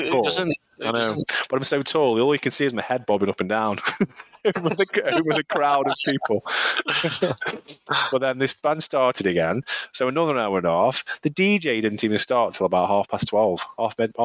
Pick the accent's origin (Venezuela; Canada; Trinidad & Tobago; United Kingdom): United Kingdom; Staffordshire, West Midlands; I'm from Staffordshire